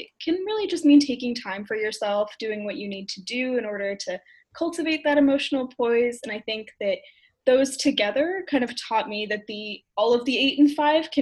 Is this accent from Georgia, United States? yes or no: no; Waltham, Massachusetts, United States; I grew up in Waltham, which is about 20 minutes away from Boston